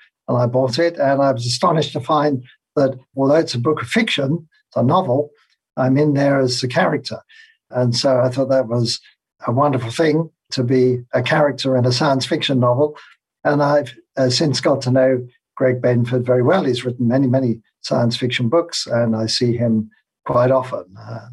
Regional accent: London, United Kingdom; moved away as an adult; now in Phoenix, United States; I grew up in London in England, and that's where I went to school and university.

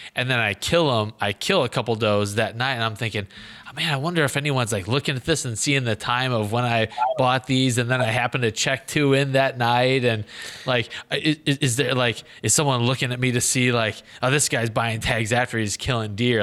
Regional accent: Illinois, United States; Illinois, my home state

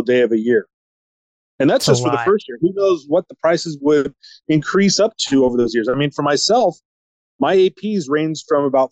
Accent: Huntington Beach, California, United States; also born or lived in Redwood City; I was actually born in Redwood City, but I grew up since I was 6 months old down here in Hinds Beach.

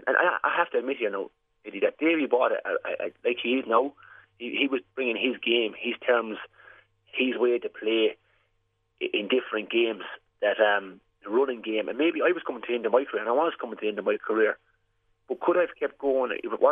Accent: West Waterford, Munster, Ireland; I'm from West Waterford

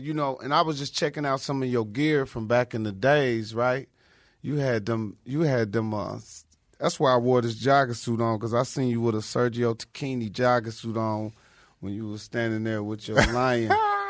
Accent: Indianapolis, Indiana, United States; I grew up in Indianapolis.

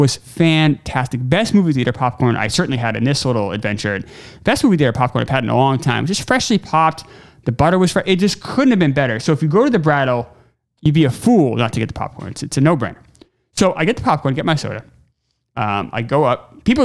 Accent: New York, United States; moved away; I grew up in New York

